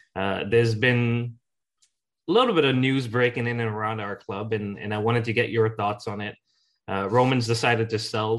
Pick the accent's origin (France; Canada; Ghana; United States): Ghana; Jackie and I grew up in Ghana